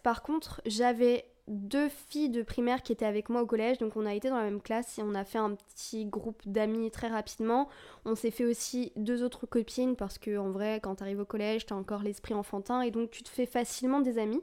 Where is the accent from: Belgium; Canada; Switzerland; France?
France; moi je suis d'origine vietnamienne, je suis française et vietnamienne